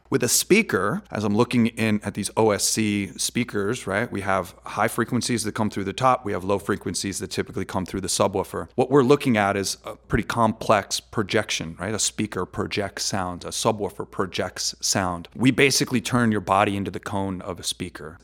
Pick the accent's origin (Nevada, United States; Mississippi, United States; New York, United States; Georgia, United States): New York, United States; now in Las Vegas, United States; I'm originally from New York